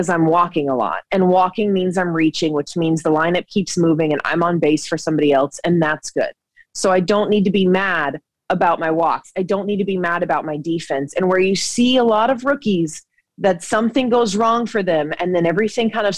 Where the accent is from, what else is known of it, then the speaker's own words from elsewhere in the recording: Georgia, United States; I grew up in Georgia